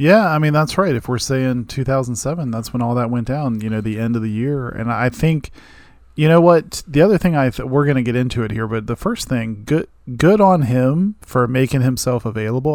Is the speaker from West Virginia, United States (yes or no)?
yes; Martinsburg, West Virginia, United States; I grew up in Martinsburg in the Eastern Panhandle between Maryland and Virginia